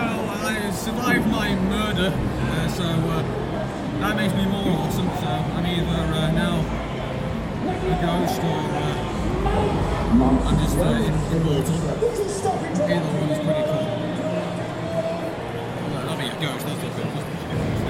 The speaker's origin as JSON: {"language": "English", "town": "Manchester", "region": "North West England", "country": "United Kingdom", "said": "I'm from Manchester"}